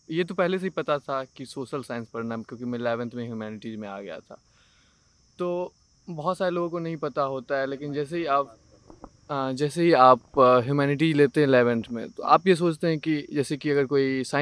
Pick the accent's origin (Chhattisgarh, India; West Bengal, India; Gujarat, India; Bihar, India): Bihar, India; Darbhanga; moved away as an adult; now in Delhi, India; मैं दरभंगा से आता हूँ बिहार दरभंगा बिहार से